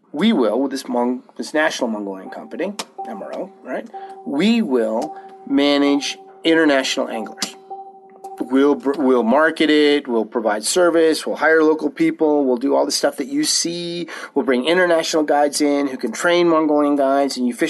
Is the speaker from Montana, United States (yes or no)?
yes; Montana, United States; I grew up in Montana.